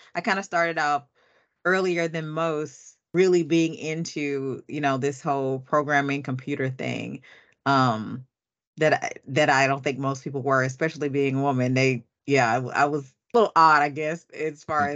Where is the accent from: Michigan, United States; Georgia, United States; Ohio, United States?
Georgia, United States; Atlanta; I'm from Atlanta